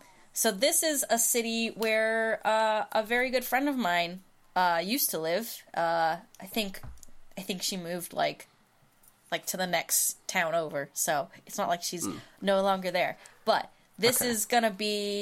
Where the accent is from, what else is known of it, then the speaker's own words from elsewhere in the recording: United States; as an American